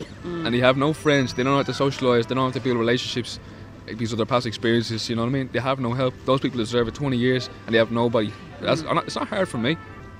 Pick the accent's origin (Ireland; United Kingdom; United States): Ireland; Bray, Leinster; From Bray.